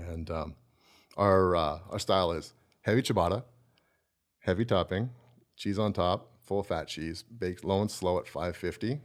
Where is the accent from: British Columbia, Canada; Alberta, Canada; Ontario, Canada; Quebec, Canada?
Alberta, Canada; Calgary; I grew up in Southwest Calgary